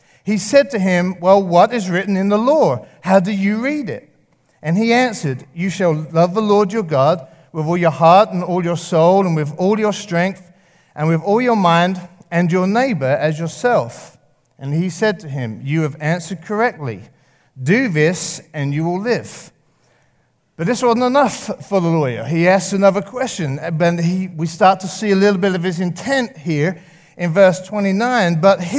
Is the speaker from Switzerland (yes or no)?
no; England, United Kingdom; moved away; I grew up in England, if you didn't know, and I've been here 15 years.